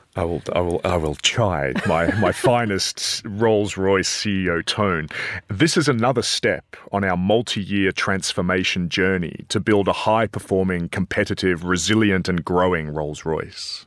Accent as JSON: {"language": "English", "town": "Adelaide", "region": "South Australia", "country": "Australia", "said": "I'm from Adelaide"}